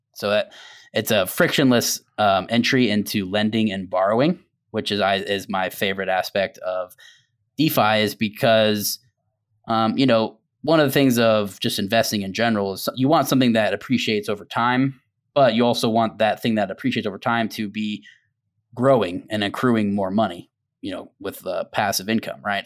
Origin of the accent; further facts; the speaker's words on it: Tampa, Florida, United States; I was born and raised in Tampa as well